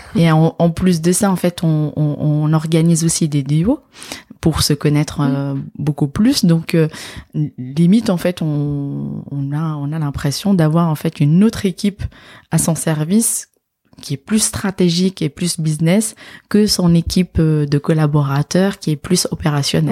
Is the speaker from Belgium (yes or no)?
no; Casablanca, Casablanca-Settat, Morocco; moved away as an adult; also born or lived in Dijon / Nord, France; now in France; Je suis née et j'ai grandi en fait à Casablanca